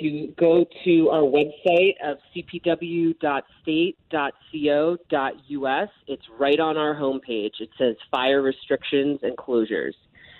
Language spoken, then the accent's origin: English; Ireland; As an Irish woman, I need my sunscreen, and it is hot.